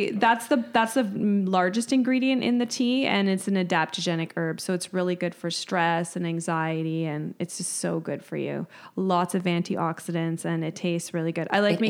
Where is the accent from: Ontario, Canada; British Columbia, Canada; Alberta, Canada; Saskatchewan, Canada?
Ontario, Canada; Mississauga; born or raised there